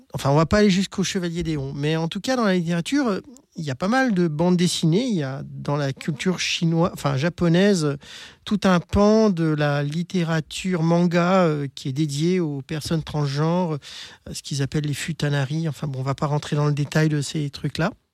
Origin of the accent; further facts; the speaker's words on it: Lyon, Auvergne-Rhône-Alpes, France; je suis lyonnaise, donc ben, j'ai fait toute ma transition à Lyon